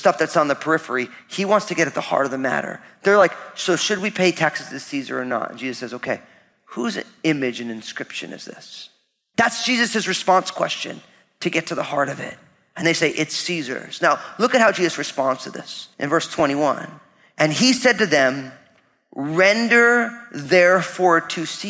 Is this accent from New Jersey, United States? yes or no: yes; New Jersey, United States; when you grew up all Italian in New Jersey